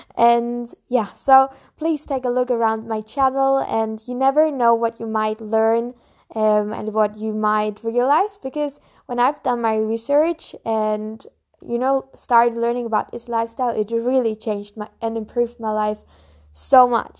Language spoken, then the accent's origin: English; Bavaria, Germany; I'm from Germany, more in the south of Germany, from Bavaria. And I live close to Munich